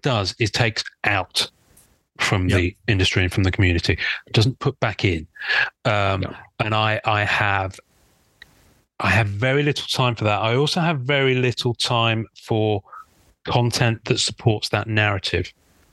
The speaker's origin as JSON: {"language": "English", "country": "United Kingdom", "said": "I'm a Brit. I'm quite reserved."}